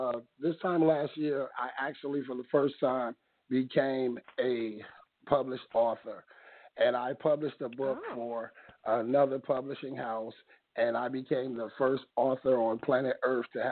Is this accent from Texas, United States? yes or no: no; New York City, New York, United States; moved away; also born or lived in New Jersey; I'm originally from Brooklyn, Crown Heights, President Street